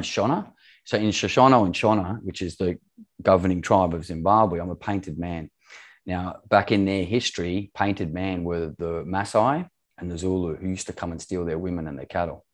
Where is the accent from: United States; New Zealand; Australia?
Australia; moved away as an adult; also born or lived in Middle East; I'm Australian, born and bred